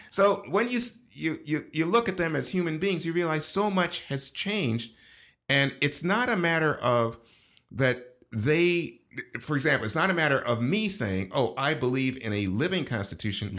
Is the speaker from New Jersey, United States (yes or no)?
no; New York, United States; also born or lived in Panama / Brooklyn; I grew up in New York